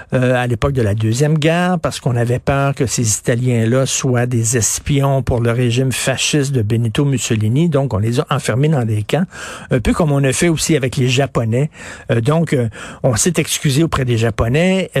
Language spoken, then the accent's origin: French; Quebec, Canada; je suis un Québécois de souche